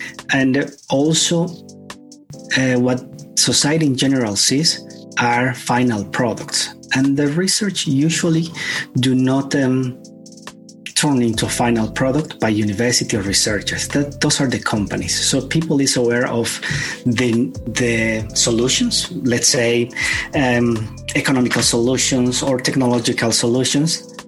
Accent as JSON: {"language": "English", "country": "Bolivia", "also_born_or_lived": "United States / Cuba / Spain / Ireland", "lives_now": "Belgium", "said": "Well, I am living here in Belgium. I'm happy to be here. I was born in Bolivia. I am Spanish Bolivian."}